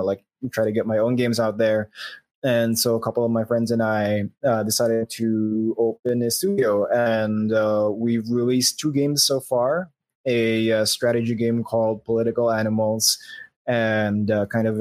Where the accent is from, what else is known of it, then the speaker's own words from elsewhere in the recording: Philippines; I'm from the Philippines